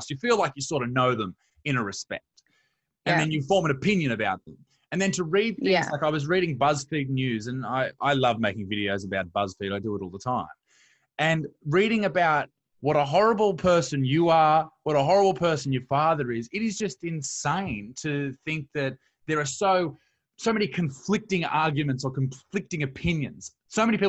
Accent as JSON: {"language": "English", "country": "Australia", "tie": "born or raised there", "also_born_or_lived": "Newcastle, Australia", "said": "I grew up here in Australia, and I'm in a town called Newcastle"}